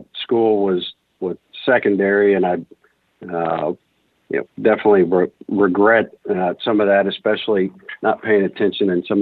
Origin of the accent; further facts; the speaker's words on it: Houston, Texas, United States; also born or lived in Austin, Texas; Born and raised in Houston